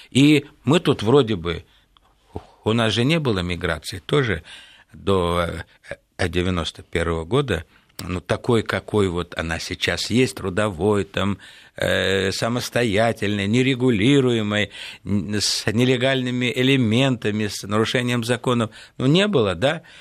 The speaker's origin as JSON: {"language": "Russian", "town": "Vinnytsia", "region": "Vinnytsia Oblast", "country": "Ukraine", "tie": "born there", "also_born_or_lived": "Central Asia", "said": "да? Я родился в Виннице, жил в Центральной Азии, а работал, значит, последнее время в Российской Федерации"}